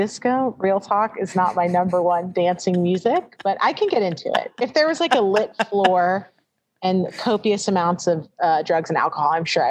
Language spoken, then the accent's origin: English; Louisville, Kentucky, United States; moved away as an adult; also born or lived in Wisconsin / Portland / New York; now in Newport, United States; literally was born and raised in Louisville.